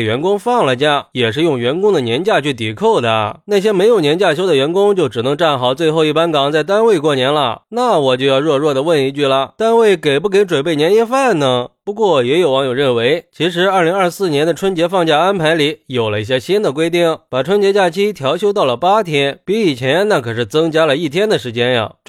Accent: China; 毕竟春节对我们中国人来说，那是最重要的一个传统节日了

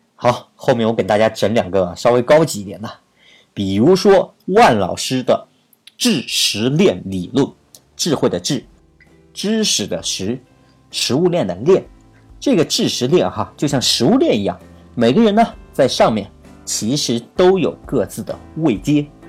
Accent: China; 我们中国的学生

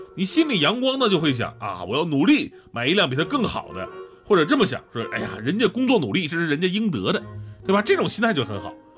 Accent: Northeast China, China; 我们东北人呢，真的不是这样的

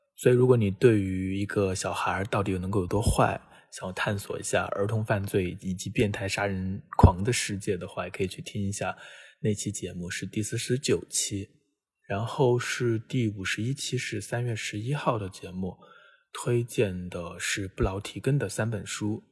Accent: China; 作为一个中国人

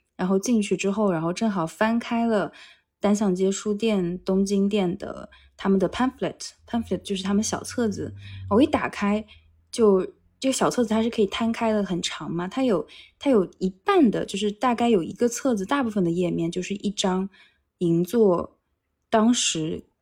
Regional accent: Wuxi, Jiangsu, China; now in Tokyo, Japan; 我是无锡人嘛，我们那边的姬昌园

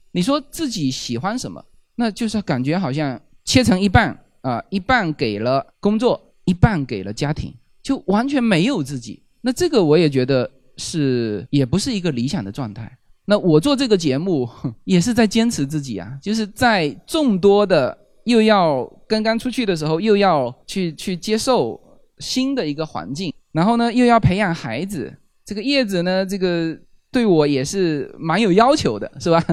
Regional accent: China; 我们中国人叫媳妇叫娶进门嘛

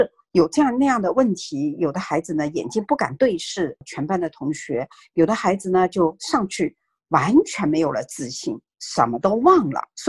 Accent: China; now in North America; 因为我们是从中国移民过来的家庭，然后我们的孩子也是从中国的学校啊转到这边来。

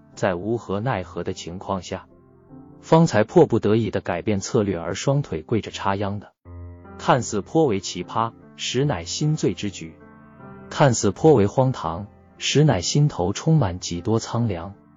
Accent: northern Hubei mountain area, China; moved away; 我是来自鄂北山区的穷乡僻壤的下里巴人

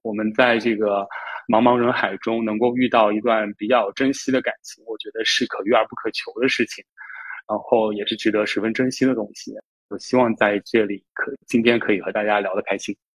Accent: Jiangsu, China; 我来自江苏，然后现在就职于一个政策型银行的公司信贷部

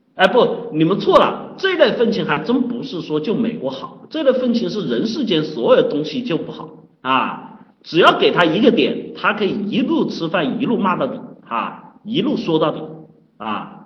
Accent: China; 饭局作为我们生活啊，作为我们中国人啊，特别重要的一个社交场合。

